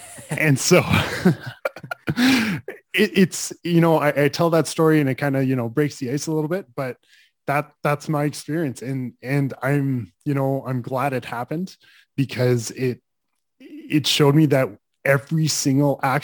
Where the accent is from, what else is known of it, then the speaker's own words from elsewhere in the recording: Calgary, Alberta, Canada; I grew up in Calgary